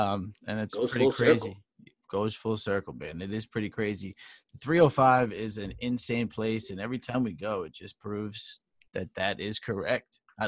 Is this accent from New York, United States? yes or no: yes; New York, United States; We're saying we're from New York.